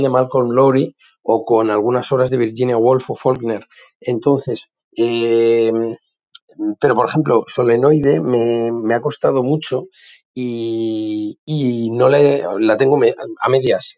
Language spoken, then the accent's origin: Spanish; Madrid, Community of Madrid, Spain; now in Bordeaux, France; soy de Madrid, aunque vivo en Burdeos, os escucho desde aquí